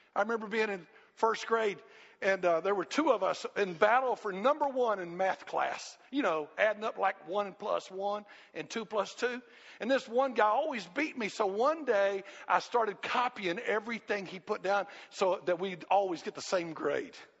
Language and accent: English; United States; growing up in America, growing up in this Christian environment